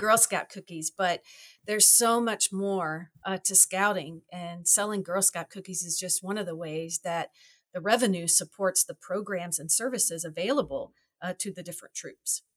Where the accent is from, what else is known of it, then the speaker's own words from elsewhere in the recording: Louisville, Kentucky, United States; moved away as an adult; now in Wisconsin, United States; I grew up in Louisville, Kentucky